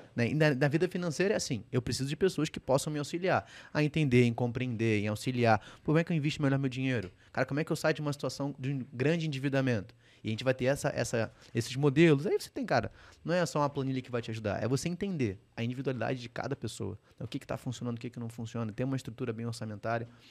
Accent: Rio de Janeiro, Brazil; Eu sou carioca

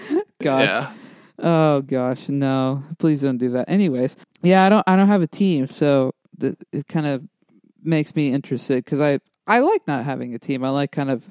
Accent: Dallas, Texas, United States; Like, obviously I'm from Dallas, Fort Worth.

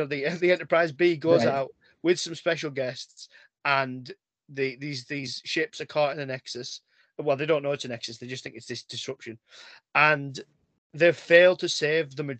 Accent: England, United Kingdom; I'm English

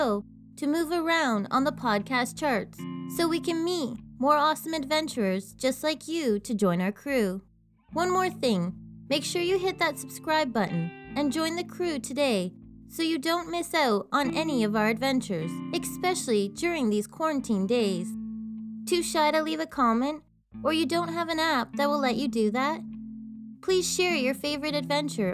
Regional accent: Canada; I'm Canadian Girl

